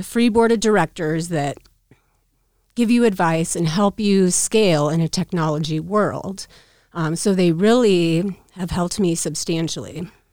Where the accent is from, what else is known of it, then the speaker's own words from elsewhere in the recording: Council Bluffs, Iowa, United States; also born or lived in Omaha, Nebraska; I was born in Council Bluffs, Omaha